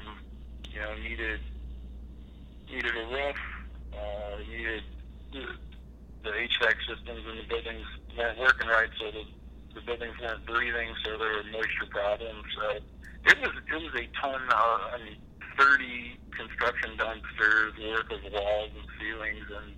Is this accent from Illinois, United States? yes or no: yes; Lansing, Illinois, United States; also born or lived in Griffith, Indiana; I grew up in Lansing, Illinois, which is right across the border